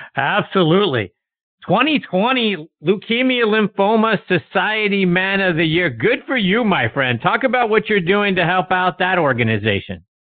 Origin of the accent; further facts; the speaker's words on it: Pittsburgh, Pennsylvania, United States; my hometown of Pittsburgh, Pennsylvania